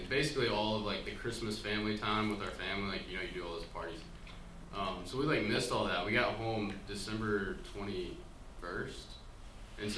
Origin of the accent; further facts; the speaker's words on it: Birmingham, Alabama, United States; moved away as an adult; also born or lived in Los Angeles; I grew up in Alabama, Birmingham, Alabama.